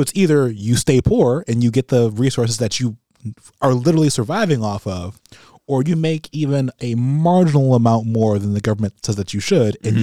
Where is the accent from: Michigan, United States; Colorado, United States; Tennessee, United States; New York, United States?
Michigan, United States; Pontiac; I grew up in Pontiac